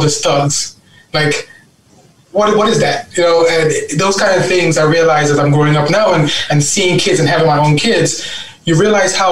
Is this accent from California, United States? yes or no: no; New York City, New York, United States; also born or lived in Guyana; I'm a Brooklyn boy. I grew up in East New York, Brooklyn